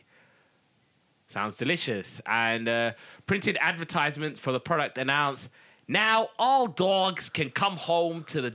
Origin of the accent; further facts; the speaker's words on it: United Kingdom; I'm British.